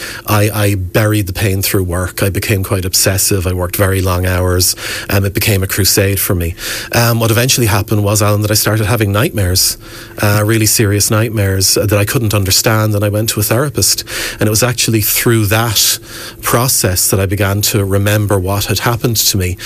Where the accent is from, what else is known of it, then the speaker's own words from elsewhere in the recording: Wexford, Leinster, Ireland; I grew up here in Wexford